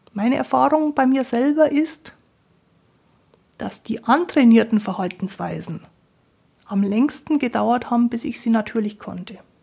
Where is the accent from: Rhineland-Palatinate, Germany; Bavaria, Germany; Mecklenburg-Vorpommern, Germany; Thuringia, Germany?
Bavaria, Germany; Ich bin ja aus Bayern, bei uns sagt man Grüß Gott.